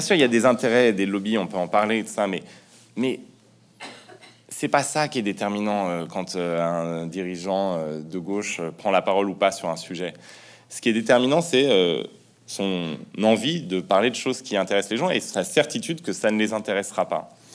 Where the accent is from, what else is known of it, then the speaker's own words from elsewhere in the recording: France; quand on est français, même si on vient d'extrêmement loin, si sa famille euh, est euh, immigrée, comme la mienne par exemple